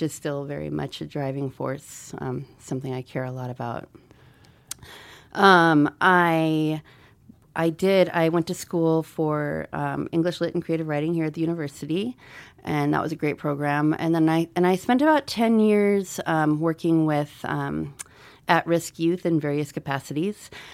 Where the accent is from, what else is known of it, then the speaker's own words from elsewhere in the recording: Missoula, Montana, United States; also born or lived in Albuquerque, New Mexico / Troy, Montana; I'm from Missoula. I wasn't born here.